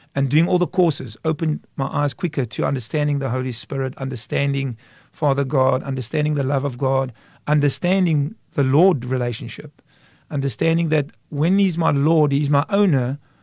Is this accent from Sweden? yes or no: no; Kraaifontein, Western Cape, South Africa; I grew up in Kraaifontein till the age of 16.